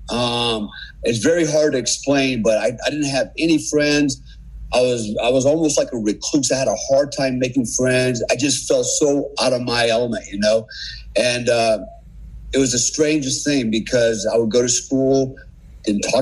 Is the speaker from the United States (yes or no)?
no; Germany; I spent most of my childhood and teenage years growing up in Germany, and in large part, I was raised by my family, my German family over there as well.